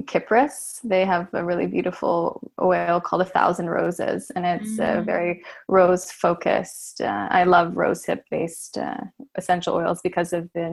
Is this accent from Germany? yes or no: no; Canada; moved away as an adult; now in Oslo, Norway; when I first moved to Norway, although I'm from Canada, I now live in Oslo, Norway